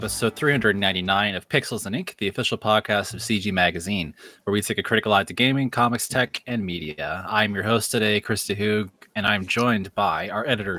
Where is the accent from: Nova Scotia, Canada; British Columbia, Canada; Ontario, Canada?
Ontario, Canada; London; born or raised there